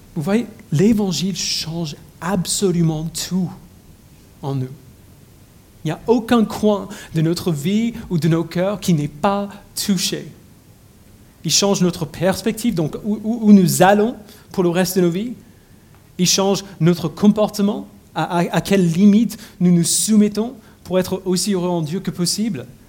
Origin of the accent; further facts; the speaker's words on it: United States; French is a second language; moved away as an adult; J'ai grandi aux États-Unis